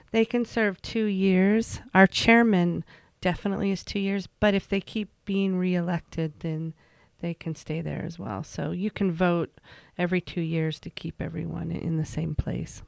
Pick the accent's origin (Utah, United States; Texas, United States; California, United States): Utah, United States; Emery County; moved away as an adult; also born or lived in Virginia Beach, Virginia / Price, Utah / Sandy, Utah; I grew up in Emory County. I graduated from Emory County High